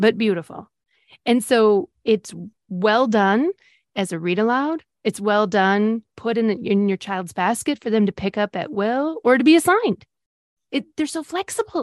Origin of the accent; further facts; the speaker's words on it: Great Lakes, United States; I grew up on the Great Lakes